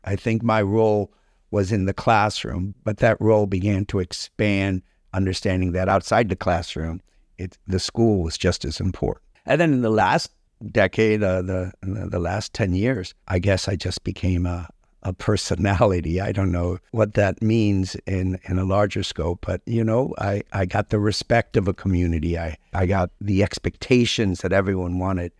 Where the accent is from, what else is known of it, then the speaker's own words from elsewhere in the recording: Key Biscayne, Florida, United States; also born or lived in Cuba / Milwaukee, Wisconsin; I grew up on the Key